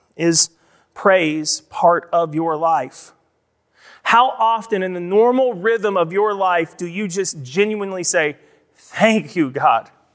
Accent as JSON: {"language": "English", "country": "United States", "said": "we, specifically as American Christians"}